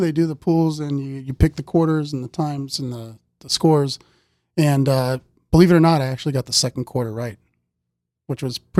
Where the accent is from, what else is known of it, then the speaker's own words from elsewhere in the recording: Santa Clarita, California, United States; As stated, I'm from Santa Clarita Valley. I grew up over there. There's not much over there but football and Magic Mountain.